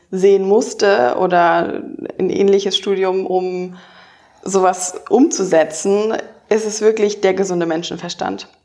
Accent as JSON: {"language": "German", "region": "Baden-Württemberg", "country": "Germany", "tie": "born or raised there", "said": "ich bin auf dem Dorf aufgewachsen in der Nähe von Stuttgart da war die Junge Union auch die einzige Partei, die es gab."}